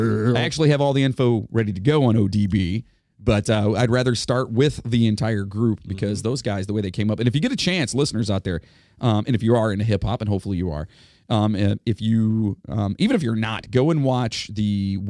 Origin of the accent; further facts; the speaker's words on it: Ohio, United States; we are from Ohio.